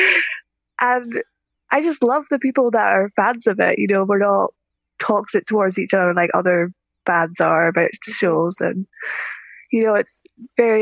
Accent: Scottish Highlands, Scotland, United Kingdom; I'm from Scotland in the Highlands.

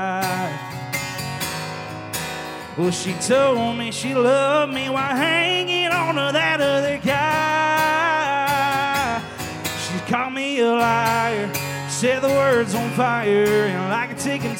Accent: Baxley, Georgia, United States; I'm from Baxley, Georgia

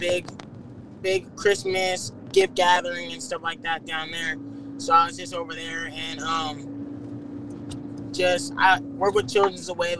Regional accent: Inland Empire, California, United States; I'm from the Inland Empire

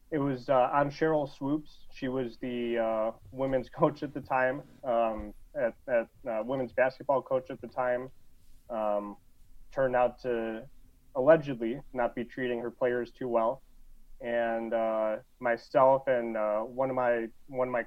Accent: Lombard, Illinois, United States; in Lombard. Um, so grew up out there, been in been in the Chicago area my whole life.

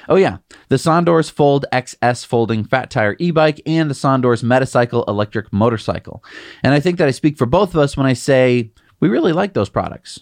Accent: United States; I'm an American

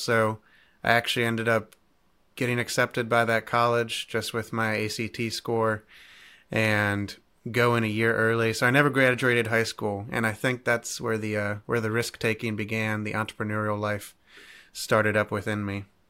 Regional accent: Cleveland, Ohio, United States; now in Centreville, United States; I'm originally from Cleveland, Ohio

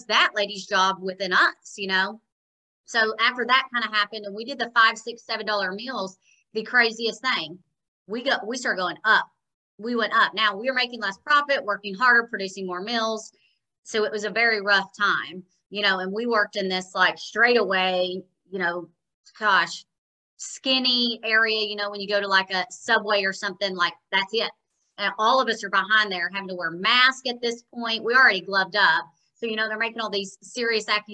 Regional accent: Jonesboro, United States; born or raised there; moved away as an adult; also born or lived in Nashville, Tennessee

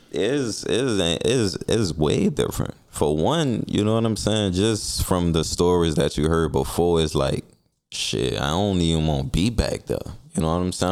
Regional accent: New Orleans, Louisiana, United States; I'm from the Saint Bernard Housing Development

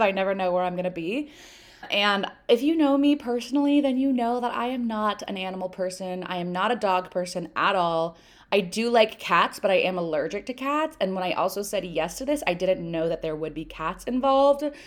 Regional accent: United States; I'm American, I grew up in America

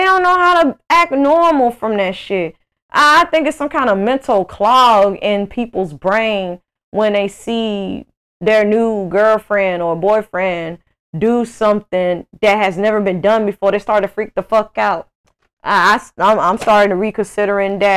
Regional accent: Greenville, Mississippi, United States; moved away as an adult; now in Houston, United States; I grew up with in Mississippi

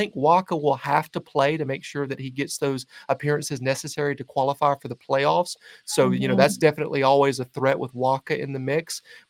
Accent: the South, United States; I'm a Southerner

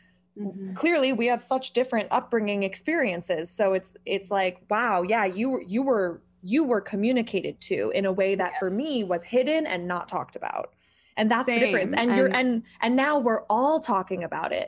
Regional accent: Midwest, United States; growing up in the Midwest

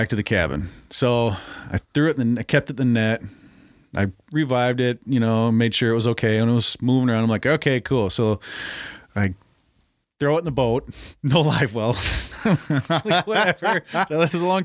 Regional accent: Brooklyn Center, Minnesota, United States; I grew up in Brooklyn Center

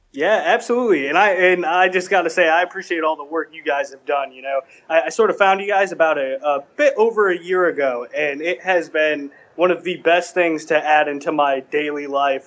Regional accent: New England, United States; now in Washington D.C., United States; I'm from the New England area originally, uh, but I live and work in D.C.

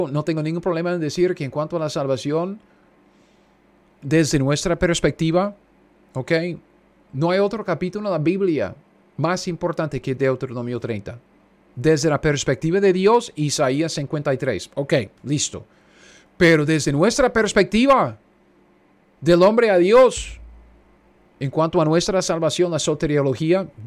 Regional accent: United States; also born or lived in Kansas; yo soy un gringo cualquiera viviendo en Kansas.

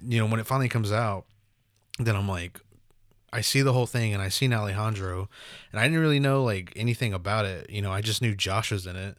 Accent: Oklahoma, United States; growing up in Oklahoma

